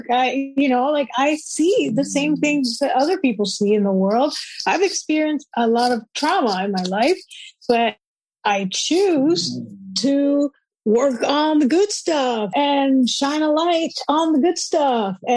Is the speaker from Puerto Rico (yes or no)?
yes; Puerto Rico; moved away as an adult; also born or lived in Austin, Texas; now in Vancouver, Canada; I grew up in Puerto Rico. Yeah. And moved to Austin, Texas when I was 20 in 1997.